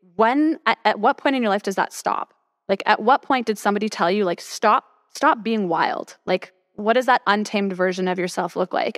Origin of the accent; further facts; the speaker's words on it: Toronto, Ontario, Canada; moved away as an adult; now in Austin, United States; I'm from Toronto.